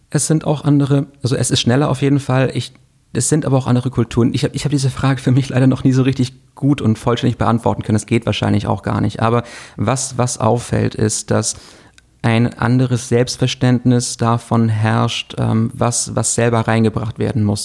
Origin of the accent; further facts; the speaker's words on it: Kiel, Schleswig-Holstein, Germany; moved away; ich bin gebürtiger Kieler.